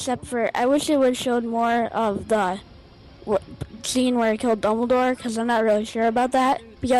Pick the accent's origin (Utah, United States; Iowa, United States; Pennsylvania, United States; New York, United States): Pennsylvania, United States; Bradford; I'm from Bradford, Pennsylvania.